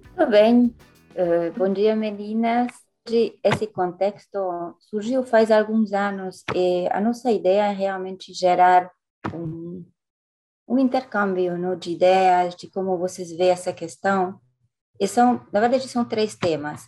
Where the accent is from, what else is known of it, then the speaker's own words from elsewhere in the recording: France; Portuguese is a second language; moved away as an adult; also born or lived in Latin America; eu sou europeia, mas quando eu cheguei na América Latina